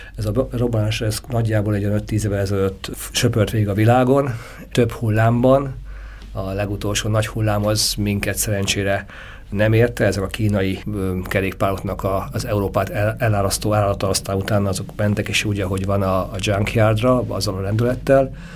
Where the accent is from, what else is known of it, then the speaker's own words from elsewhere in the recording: Great Hungarian Plain, Hungary; az Alföldön, ahol én származom